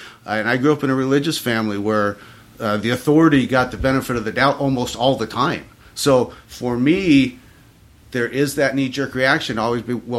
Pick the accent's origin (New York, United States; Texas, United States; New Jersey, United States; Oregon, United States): Oregon, United States; Oregon coast, United States; I grew up on the West Coast